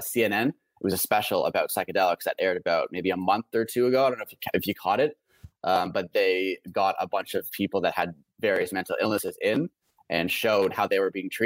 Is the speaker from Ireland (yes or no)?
no; Canada; also born or lived in Vancouver; myself being a Canadian